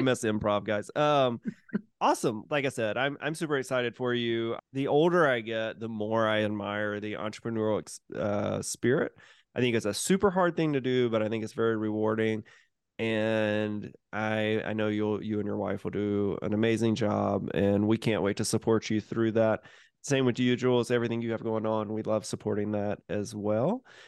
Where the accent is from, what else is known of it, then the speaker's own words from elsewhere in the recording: Mississippi, United States; moved away; I'm from Mississippi originally